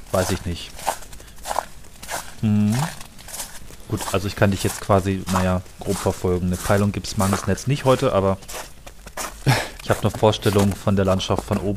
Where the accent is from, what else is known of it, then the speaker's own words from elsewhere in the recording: Germany; ich habe das immer so gelernt als Kind im Harz, dass diese ganzen Talsperren natürlich vor dem Winter leer sind